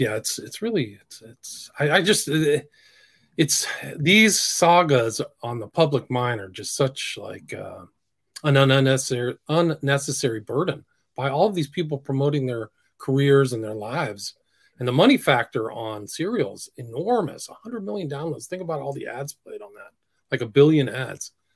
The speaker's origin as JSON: {"language": "English", "town": "San Francisco", "region": "California", "country": "United States", "tie": "born or raised there", "said": "I grew up kind of in San Francisco, around San Francisco"}